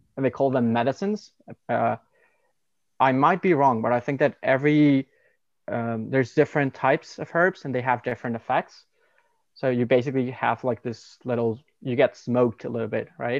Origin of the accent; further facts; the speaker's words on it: Mexico; now in Canada; I'm from Mexico and we live in Canada currently